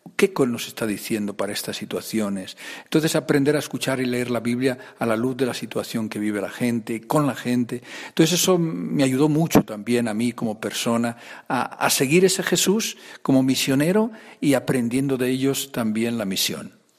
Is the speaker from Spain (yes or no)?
yes; Aranda de Duero, Castile and León, Spain; Pues soy de Burgos también, de otra región, soy más de la región de Aranda de Duero